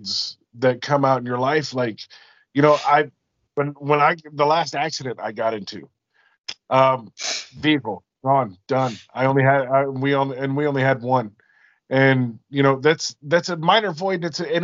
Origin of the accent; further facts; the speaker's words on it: Alaska, United States; also born or lived in Washington State; now in Washington, United States; I'm originally from Alaska and I live in Washington State